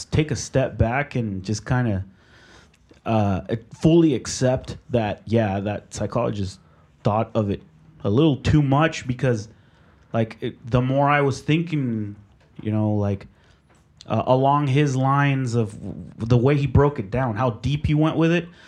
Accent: Mexico; born there; in my culture, I I was born in Mexico.

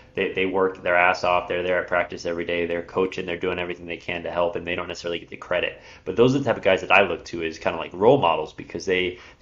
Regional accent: California, United States; I'm from California

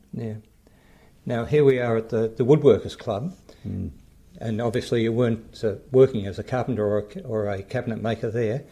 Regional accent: Australia; accent: Australian; my Australian accent

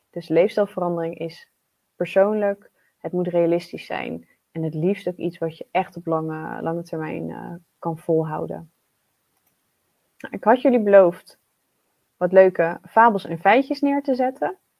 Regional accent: Netherlands; wij als Nederlanders

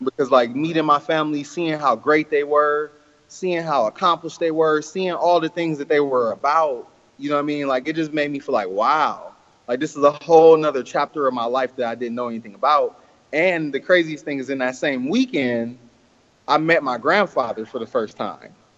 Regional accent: Oakland, California, United States; I was born and raised in Oakland, uh-huh. California

